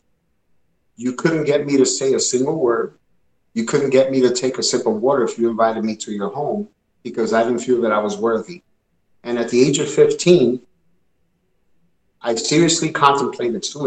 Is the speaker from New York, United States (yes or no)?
yes; New York City, New York, United States; also born or lived in Puerto Rico (parents); growing up where I grew up in Bushwick, Brooklyn, Brownsville and then Bushwick